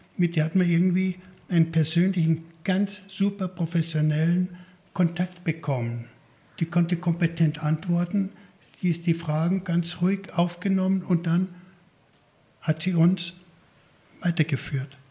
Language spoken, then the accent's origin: German; Garmisch-Partenkirchen, Bavaria, Germany; ich geboren bin in Garmisch-Partenkirchen